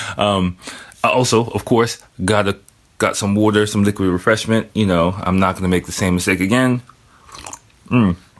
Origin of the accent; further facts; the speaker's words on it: United States; moved away; I am American